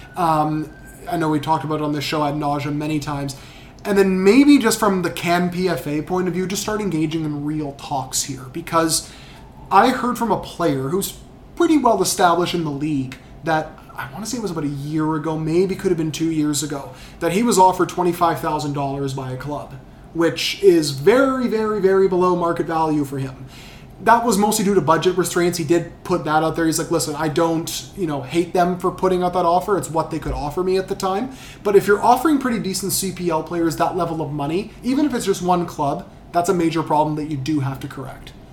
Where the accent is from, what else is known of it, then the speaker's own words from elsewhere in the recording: Vancouver, British Columbia, Canada; we're all from Vancouver here.